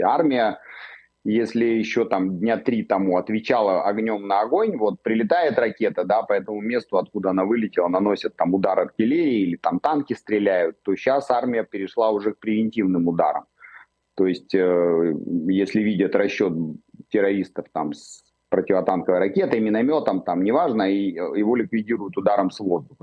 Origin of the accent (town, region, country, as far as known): Israel